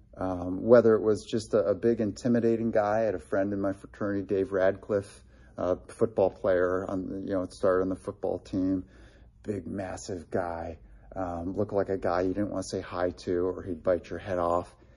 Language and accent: English; Delaware, Ohio, United States; he spoke at Gray Chapel in my hometown